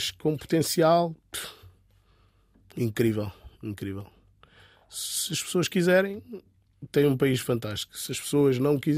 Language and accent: Portuguese; Angola; born there; Sim, eu nasci em Angola, mas meus pais são cabo-verdianos.